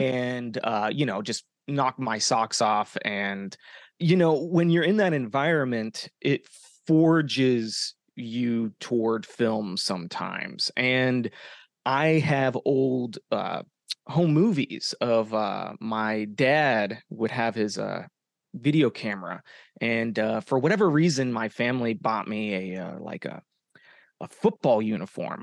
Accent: Arizona, United States; moved away as an adult; now in Los Angeles, United States; I'm from Arizona. Um, I'm a hometown boy

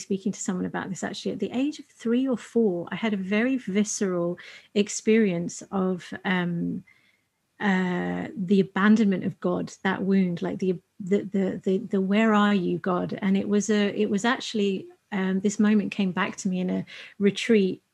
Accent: United Kingdom; being British Asian

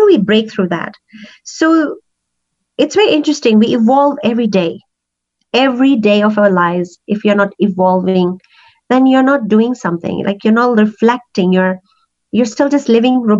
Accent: Pakistan; English is a second language; also born or lived in Kenya; now in Calgary, Canada; growing up in Pakistan

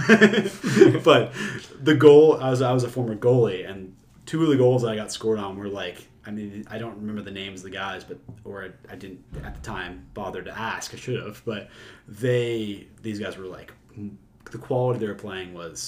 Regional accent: Boston, Massachusetts, United States; I grew up in the Boston area

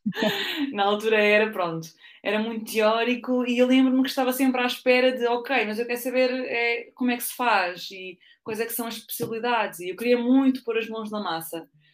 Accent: Ourém, Centro, Portugal; moved away as an adult; also born or lived in Lisbon; eu sou de Ourém, que é ali no centro, ou perto de Fátima

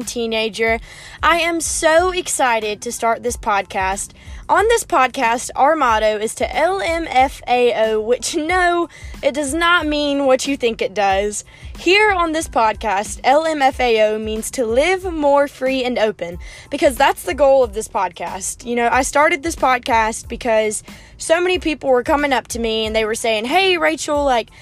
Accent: South Carolina, United States; I'm from South Carolina

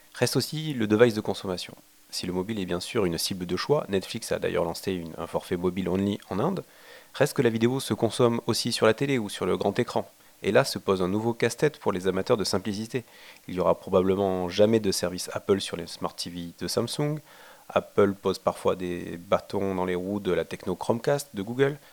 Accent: France; Chez nous en France

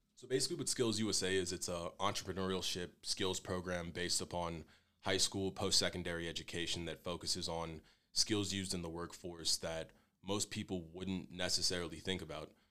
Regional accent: Fairless Hills, Pennsylvania, United States; moved away as an adult; I'm from Fairless Hills, Pennsylvania. It's a pretty decent sized town in between Philadelphia and Trenton, New Jersey. So I basically grew up in between two cities my entire life

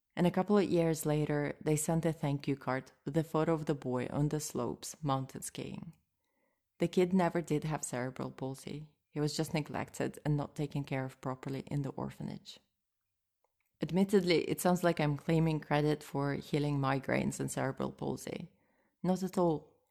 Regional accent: Moscow, Russia; English is a second language; I grew up in Moscow

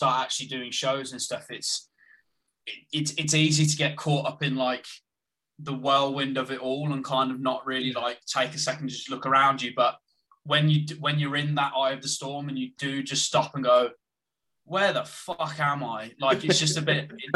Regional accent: Birmingham, West Midlands, United Kingdom; where I'm from Birmingham

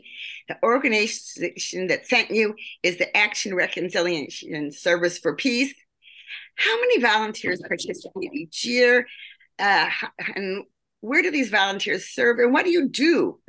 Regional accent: Elgin, Illinois, United States; also born or lived in Munich, Germany; I was born in the Midwest. I grew up in a small town outside Chicago, Elgin, Illinois, which was not a Holocaust Jewish community.

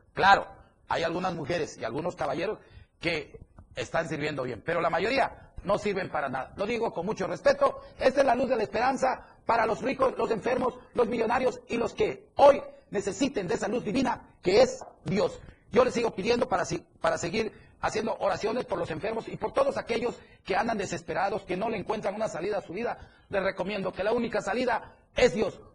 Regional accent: Tuxtla Gutiérrez, Chiapas, Mexico; pueblo donde me tocó nacer. Soy mexicano, soy chiapaneco y soy tuzleco

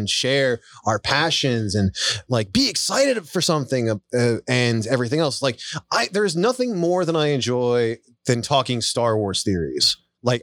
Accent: Montana, United States; I grew up in Montana

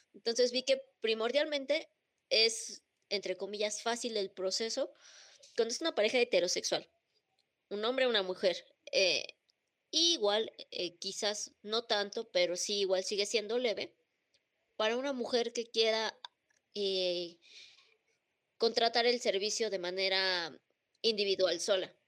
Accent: Mexico; estamos bajo la misma bandera y todos nacimos en México

